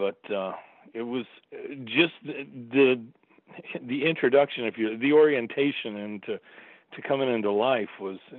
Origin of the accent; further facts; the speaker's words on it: Staten Island, New York, United States; also born or lived in Florida; And then we moved to Staten Island when I was six. And, I've always said my formative years, or a lot of my formative years, were in New York because … came over when I was living there.